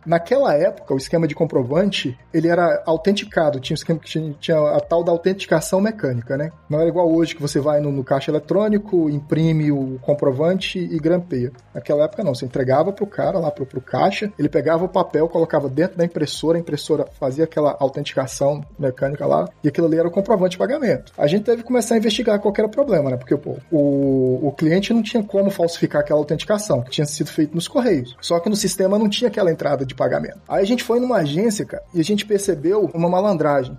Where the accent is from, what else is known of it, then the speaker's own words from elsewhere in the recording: Brasília, Federal District, Brazil; moved away as an adult; also born or lived in João Pessoa, Brazil; now in Shanghai, China; eu não nasci em Brasília, mas meus, pais mudaram para Brasília desde que, quando eu era bem novo, então assim, eu sou praticamente assim, originalmente de Brasília